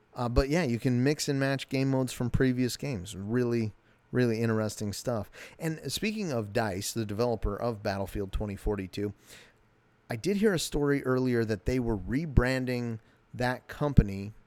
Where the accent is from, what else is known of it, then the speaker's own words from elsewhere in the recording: United States; I'm an American.